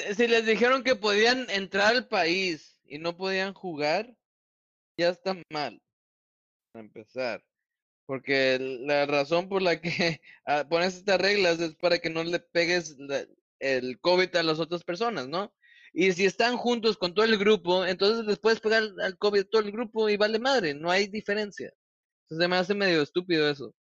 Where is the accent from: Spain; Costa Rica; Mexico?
Mexico; siendo mexicano